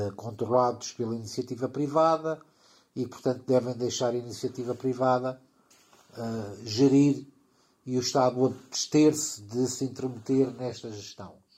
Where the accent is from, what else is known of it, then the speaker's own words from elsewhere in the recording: Portugal; also born or lived in Almada; sou português, vivo em Almada